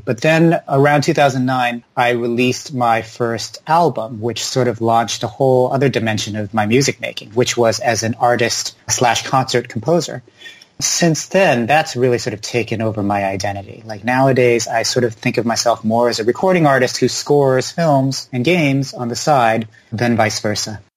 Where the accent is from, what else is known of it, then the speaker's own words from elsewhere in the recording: Palo Alto, California, United States; I grew up in Palo Alto, California, which is very tech and science dominated